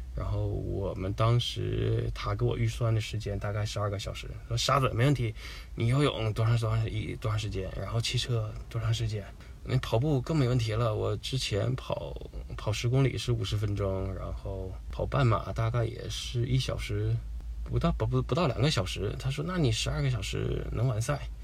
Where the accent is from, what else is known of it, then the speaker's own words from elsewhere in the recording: Shenyang, Liaoning, China; moved away; 我的老家是这样，然后在过年那几天也是在沈阳